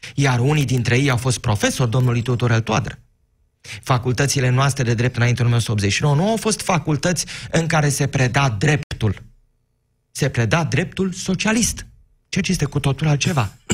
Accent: Focșani, Vrancea County, Romania; Eu provin din Focșani

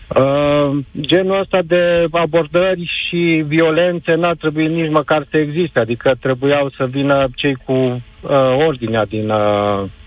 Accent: Arad, Arad County, Romania; vă sunt din Arad

